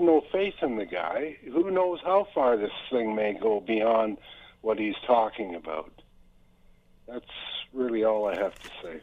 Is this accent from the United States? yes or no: no; Canada; I'm a Canadian.